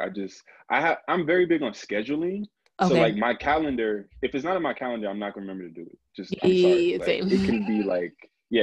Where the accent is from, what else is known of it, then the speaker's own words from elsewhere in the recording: New Jersey, United States; I'm from Jersey